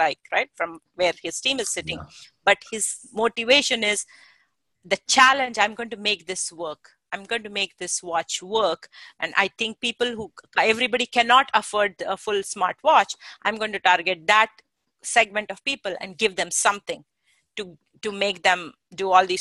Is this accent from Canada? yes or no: no; India; now in Silicon Valley, United States; I came originally from India